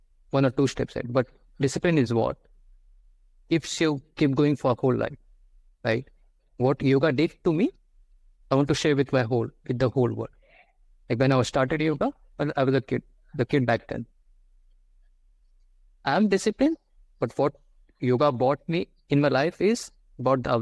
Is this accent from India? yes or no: yes; India; I'm from India